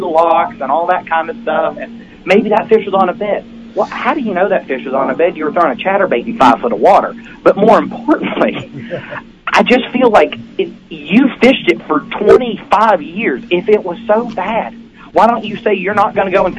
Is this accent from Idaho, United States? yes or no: no; West Virginia, United States; I'm from the Ohio River, but I'm from West Virginia. I'm right where West Virginia, Kentucky, and Ohio come together.